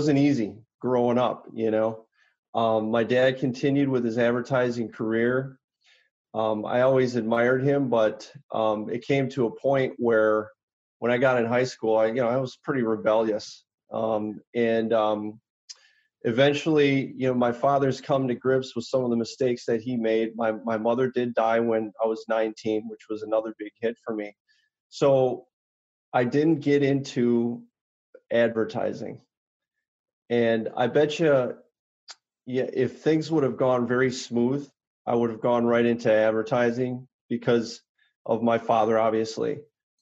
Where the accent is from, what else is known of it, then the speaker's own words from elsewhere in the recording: Oconomowoc, Wisconsin, United States; I grew up in Oconomowoc